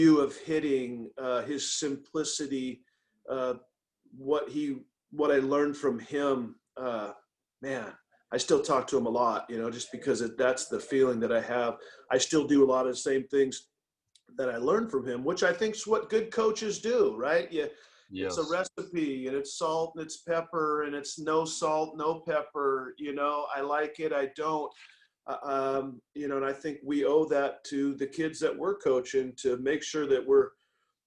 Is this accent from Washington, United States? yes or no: yes; Tacoma, Washington, United States; moved away; I was from Tacoma. I went to a junior college outside of the city